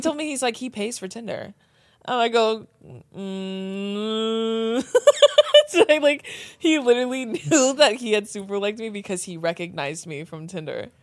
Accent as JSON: {"language": "English", "area": "Riverside County", "region": "California", "country": "United States", "said": "more specifically, like, Riverside County"}